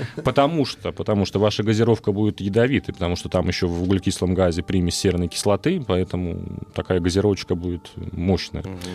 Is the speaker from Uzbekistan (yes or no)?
yes; Uzbekistan; moved away; Я родом из Узбекистана, там у нас угу. есть праздник Навруз, 21 марта, Новый год